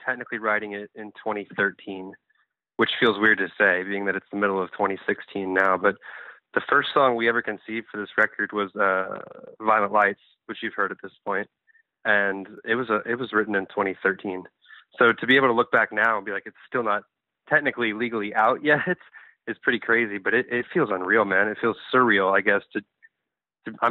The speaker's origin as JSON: {"language": "English", "town": "New Orleans", "region": "Louisiana", "country": "United States", "also_born_or_lived": "Texas", "accent": "Texas", "moved": "yes", "said": "I'm from New Orleans, but I've probably been here too long"}